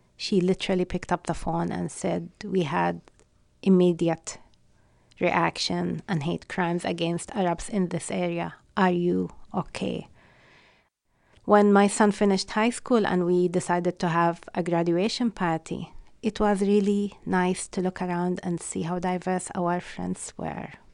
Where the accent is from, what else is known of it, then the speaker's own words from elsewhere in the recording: Palestine; English is a second language; moved away as an adult; now in Western Massachusetts, United States; being Palestinian means I don't belong to any of the most known ethnic groups in this country